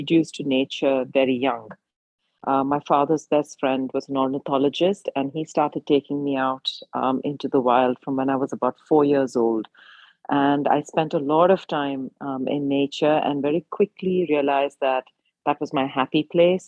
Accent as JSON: {"language": "English", "country": "India", "tie": "born or raised there", "said": "growing up in India at the time"}